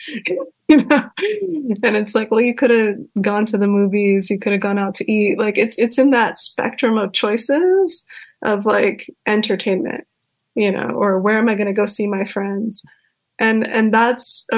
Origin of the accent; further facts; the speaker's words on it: California, United States; I grew up in California and the fuckery out here is pretty awful